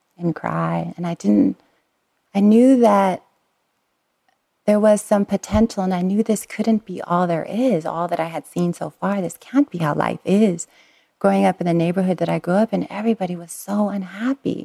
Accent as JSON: {"language": "English", "town": "Long Beach", "region": "California", "country": "United States", "tie": "born or raised there", "said": "We lived in Southern California, and I was born in Long Beach, but we lived on the East Long Beach-Compton border."}